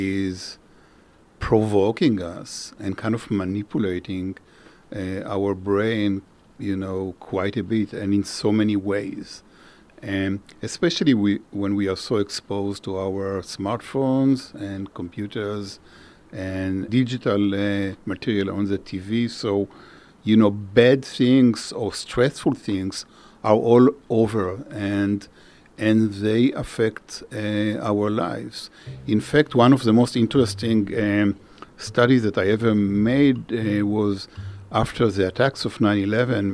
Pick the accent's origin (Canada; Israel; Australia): Israel; moved away as an adult; now in United States; I grew up in Israel